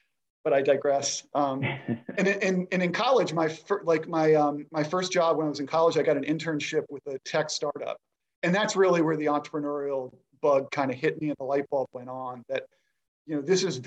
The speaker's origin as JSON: {"language": "English", "town": "Rockville", "region": "Maryland", "country": "United States", "tie": "born or raised there", "said": "I grew up in the area. I'm a DC local, which is rare. I grew up in Rockville, Maryland"}